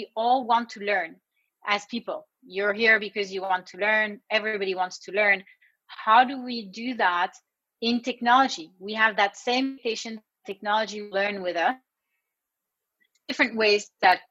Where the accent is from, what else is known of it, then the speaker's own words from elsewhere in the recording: California, United States; I'm from California